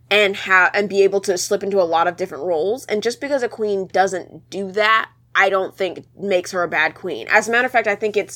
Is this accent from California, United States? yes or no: yes; California, United States; I'm from California. I have fresh peaches. I go to the farmer's market.